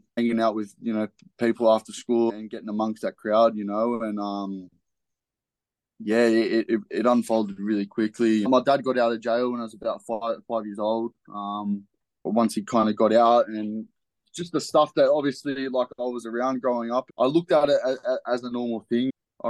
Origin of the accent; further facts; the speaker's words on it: Liverpool, New South Wales, Australia; So, yeah, I was born in Liverpool Hospital. I grew up and went to, like, you know, a few different schools around there.